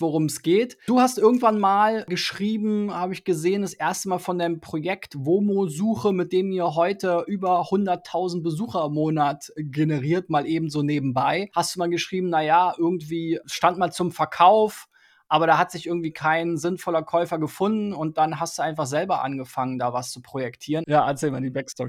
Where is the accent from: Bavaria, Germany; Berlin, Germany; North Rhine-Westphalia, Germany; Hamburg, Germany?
Berlin, Germany; ich bin ja in Spandau aufgewachsen